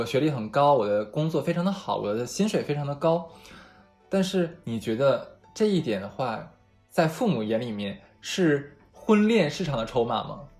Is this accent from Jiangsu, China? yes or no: no; Harbin, Heilongjiang, China; moved away as an adult; 我的家乡哈尔滨